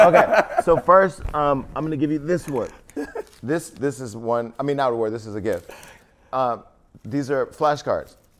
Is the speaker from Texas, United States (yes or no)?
no; Stockton, California, United States; moved away; my hometown of Stockton